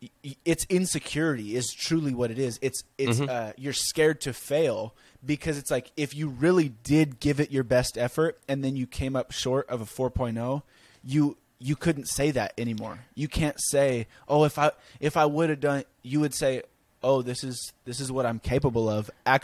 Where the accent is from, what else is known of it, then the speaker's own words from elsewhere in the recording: California, United States; I'm this guy from California that meets girl on TikTok.